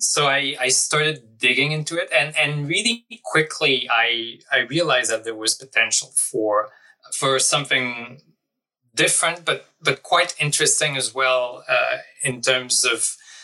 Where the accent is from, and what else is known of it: Quebec, Canada; born or raised there; moved away